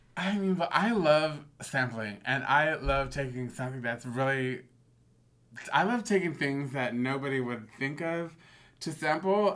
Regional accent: Bay Area, California, United States; growing up in the Bay Area

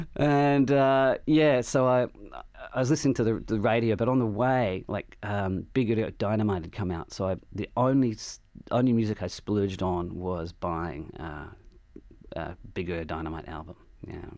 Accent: Adelaide, South Australia, Australia; moved away as an adult; I had this feeling growing up in Adelaide

